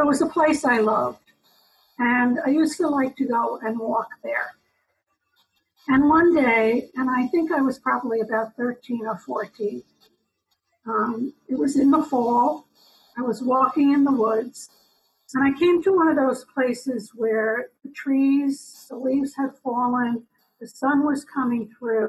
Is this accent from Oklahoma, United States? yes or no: no; New York, United States; accent: New York; also born or lived in Long Island; I was born in New York. You might hear my New York accent